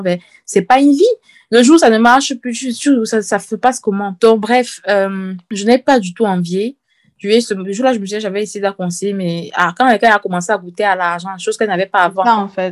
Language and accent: French; Cameroon; moved away; quand j'étais petite euh, au Cameroun